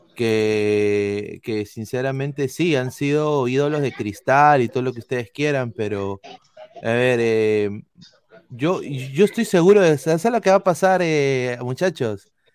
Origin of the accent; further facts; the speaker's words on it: Peru; nosotros como peruanos